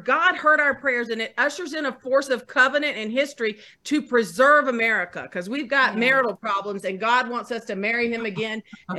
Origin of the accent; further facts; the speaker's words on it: North Carolina, United States; I'm from North Carolina.